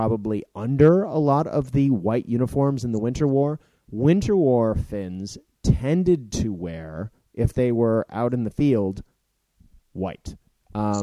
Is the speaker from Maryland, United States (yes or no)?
no; Boston, Massachusetts, United States; I'm from Boston